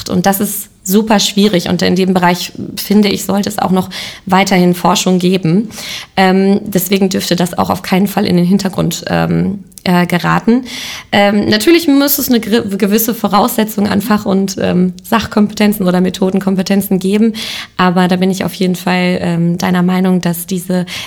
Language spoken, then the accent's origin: German; Lemgo, North Rhine-Westphalia, Germany; ich komme selber aus Lemgo, ich komme selber aus Lippe